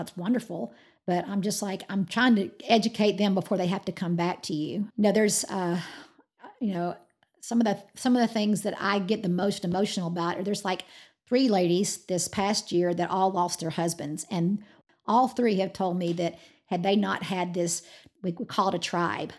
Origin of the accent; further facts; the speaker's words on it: Georgia, United States; now in Amarillo, United States; I'm from Georgia